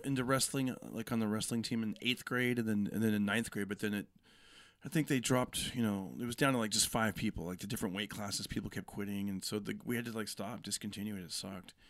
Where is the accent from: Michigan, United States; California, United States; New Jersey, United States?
California, United States; Fresno; also born or lived in Bay Area, California; I grew up in Fresno, moved out when, you know, when I was twenty, moved to the Bay Area